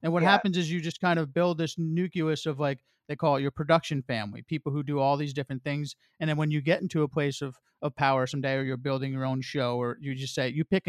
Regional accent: New Jersey, United States; moved away as an adult; I grew up in New Jersey, stayed in New Jersey

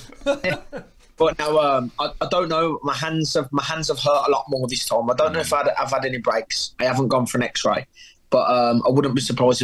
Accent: England, United Kingdom; I come from England

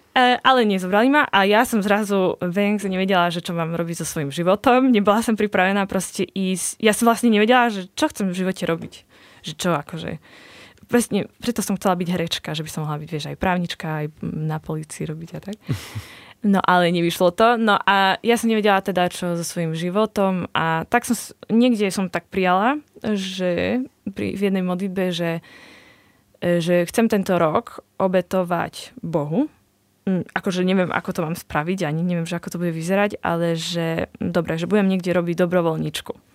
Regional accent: Košice, Košice Region, Slovakia; u nás v Košiciach

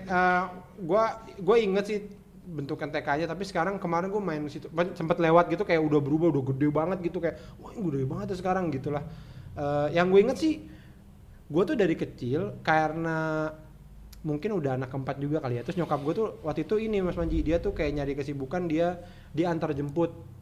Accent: Jakarta, Indonesia; also born or lived in Bekasi; gua lahirnya di Jakarta

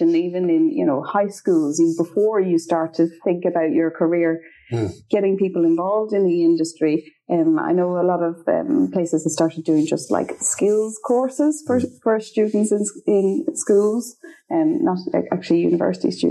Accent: Straffan, Leinster, Ireland; moved away as an adult; now in Sweden; I come from Strathfin and Kildare

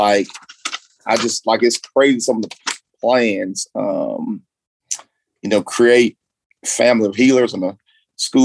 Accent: Florence, Alabama, United States; I grew up in Florence, Alabama.

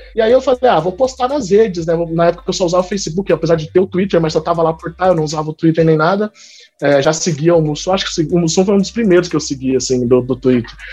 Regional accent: Campinas, São Paulo, Brazil; also born or lived in Northeast Brazil; eu sou aqui de Campinas, interior de São Paulo, nasci, cresci, vivi aqui, apesar de ter morado um pouquinho no Nordeste também

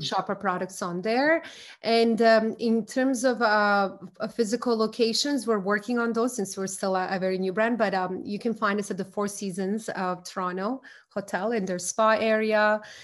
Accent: Croatia; moved away; I'm from Croatia.

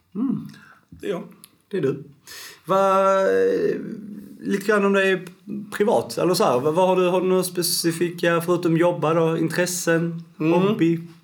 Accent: Skåne, Sweden; Jag är en gnällig skåning

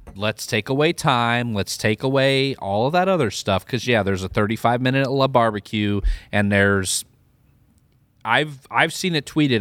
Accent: Midwest, United States; I'm from the Midwest

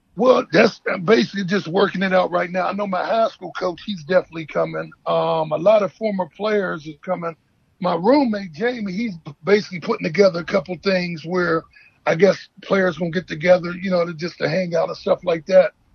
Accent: Pittsburgh, Pennsylvania, United States; I'm from Pittsburgh

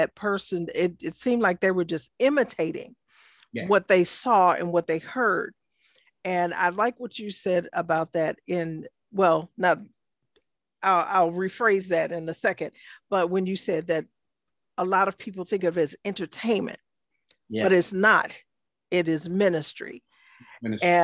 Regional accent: Chicago, Illinois, United States; I am born and raised in Chicago, Illinois.

